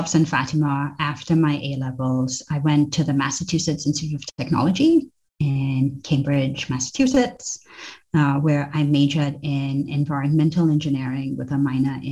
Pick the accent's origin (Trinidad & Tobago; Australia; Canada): Trinidad & Tobago; moved away as an adult; also born or lived in St. Vincent and the Grenadines; I grew up in Trinidad and Tobago, as you alluded to, but my dad is from St. Vincent